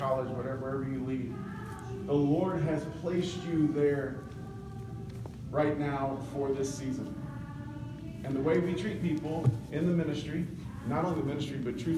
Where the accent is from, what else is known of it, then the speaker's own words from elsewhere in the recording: Columbia, South Carolina, United States; I grew up in Columbia, South Carolina. I lived there for 25 years